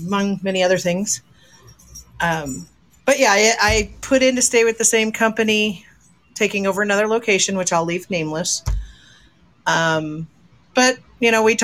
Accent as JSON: {"language": "English", "region": "Midwest", "country": "United States", "tie": "born or raised there", "moved": "yes", "lives_now": "Alaska, United States", "said": "I grew up in the Midwest"}